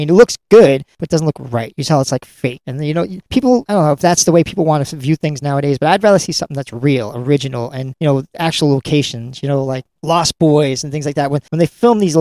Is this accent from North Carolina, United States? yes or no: no; Lynn, Massachusetts, United States; Lynn Mass is my hometown